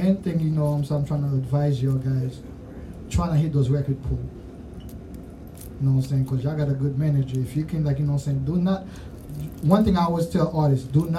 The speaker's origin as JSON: {"language": "English", "country": "Haiti", "accent": "Creole", "moved": "yes", "lives_now": "Louisville, United States", "said": "y'all might catch my accent. I'm Creole because I'm Haitian"}